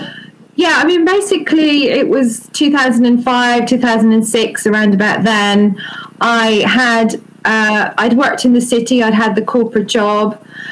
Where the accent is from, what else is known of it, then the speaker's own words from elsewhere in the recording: Ireland; moved away as an adult; now in United Kingdom; I grew up in Ireland.